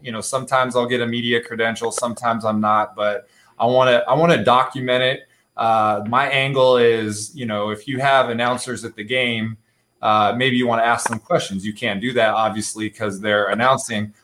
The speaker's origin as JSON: {"language": "English", "town": "San Diego", "region": "California", "country": "United States", "tie": "born or raised there", "said": "I grew up in San Diego"}